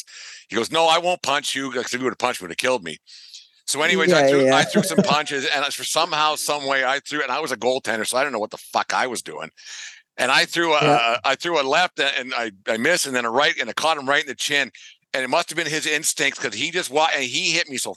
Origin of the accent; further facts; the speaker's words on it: Fort Macleod, Alberta, Canada; growing up in Fort McLeod, as I did